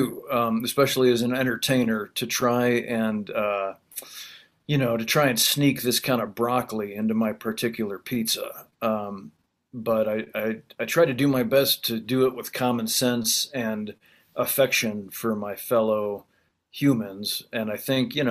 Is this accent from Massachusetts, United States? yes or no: no; Illinois, United States; I'm from Illinois, farm country